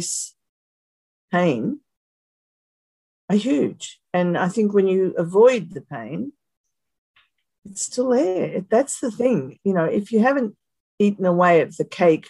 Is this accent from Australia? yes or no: yes; Australia; I'm Australian